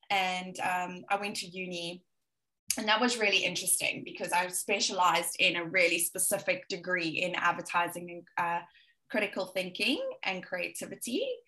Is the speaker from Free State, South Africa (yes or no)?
no; Johannesburg, Gauteng, South Africa; as you can hear, I most probably have a little bit of Australian twang here and there, but I'm South African and I'm originally from Johannesburg. My family are all there.